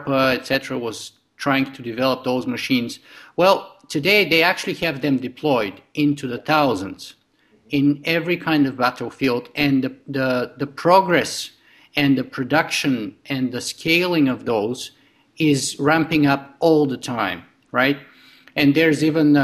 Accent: Bulgaria; now in Canada; I grew up in Eastern Europe in Bulgaria

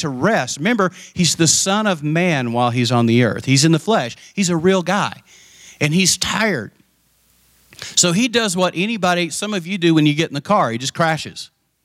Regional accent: the panhandle of Texas, United States; also born or lived in Abilene, Texas; I grew up in Tornado Alley up in the panhandle of Texas

